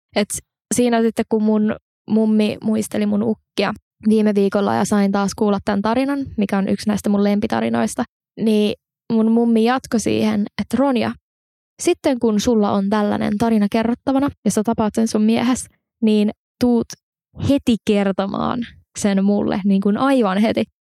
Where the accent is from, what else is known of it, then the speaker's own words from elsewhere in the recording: Espoo, Uusimaa, Finland; moved away; mä oon alun perin siis Espoosta ja mun mummi ja pappa asuu edelleen Espoossa